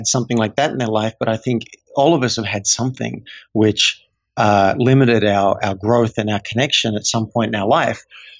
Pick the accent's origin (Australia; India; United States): Australia; I didn't learn as an Australian guy growing up how to really connect with humans.